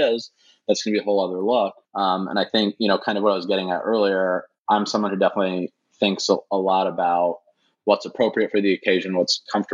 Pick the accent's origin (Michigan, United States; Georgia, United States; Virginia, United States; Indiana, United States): Indiana, United States; moved away as an adult; now in Los Angeles, United States; I'm from Indiana originally